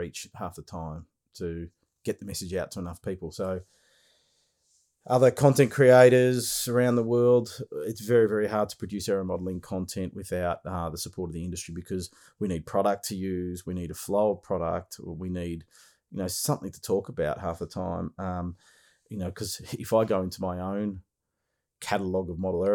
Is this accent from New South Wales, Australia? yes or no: no; Melbourne, Victoria, Australia; Melbourne, Australia, so my hometown.